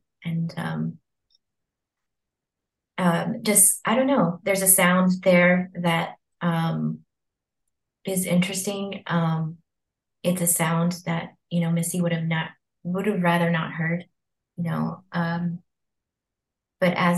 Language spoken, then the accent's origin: English; Mississippi, United States; Mississippi wouldn't sound painful to me, right? If I hadn't grown up there